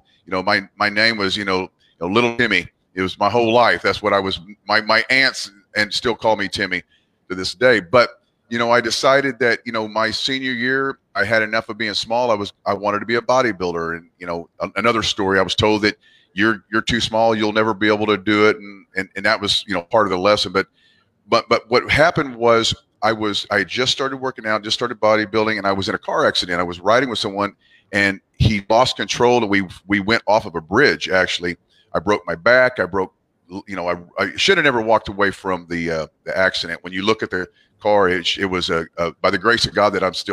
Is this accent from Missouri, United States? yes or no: yes; Southwest Missouri, United States; now in Oklahoma City, United States; I'm originally from Southwest Missouri